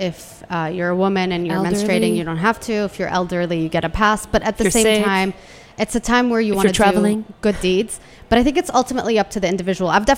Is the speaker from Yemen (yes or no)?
yes; Yemen; born or raised there; now in Washington, D.C., United States